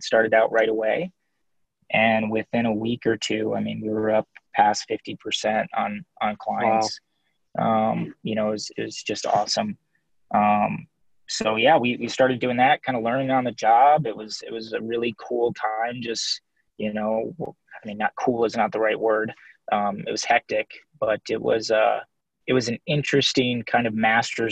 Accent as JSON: {"language": "English", "town": "Nashville", "region": "Tennessee", "country": "United States", "moved": "yes", "lives_now": "Minnesota, United States", "said": "I'm just going to go home. I actually went back to Nashville"}